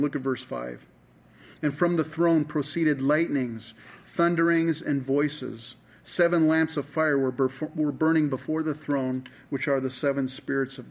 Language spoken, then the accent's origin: English; San Francisco Bay Area, California, United States; I grew up in the San Francisco Bay Area